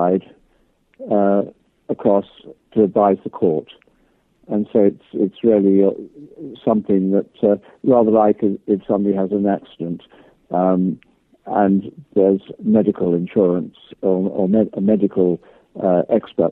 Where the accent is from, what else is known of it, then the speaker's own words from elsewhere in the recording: Chepstow, Wales, United Kingdom; I was born there, born in Chepstow, which is just over the Welsh border.